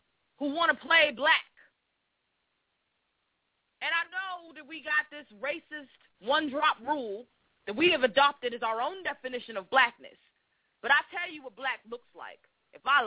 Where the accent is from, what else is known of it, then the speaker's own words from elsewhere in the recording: Boston, Massachusetts, United States; I was from Boston